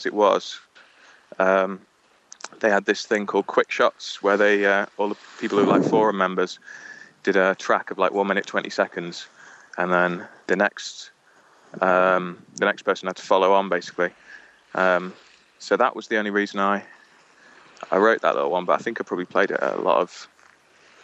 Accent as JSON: {"language": "English", "town": "Chester", "region": "North West England", "country": "United Kingdom", "tie": "born or raised there", "said": "Chester's like total cultural, like black hole."}